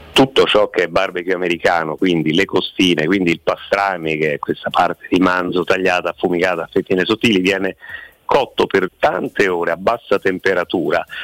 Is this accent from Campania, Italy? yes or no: no; Rome, Lazio, Italy; essendo noi romani